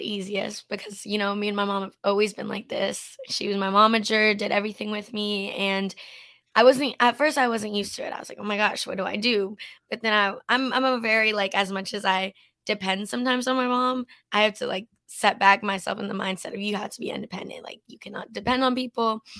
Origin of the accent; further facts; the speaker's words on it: Canada; And I grew up in Canada as well. We're both Canadian. And when I was a little girl, you know, growing up in a small town in Canada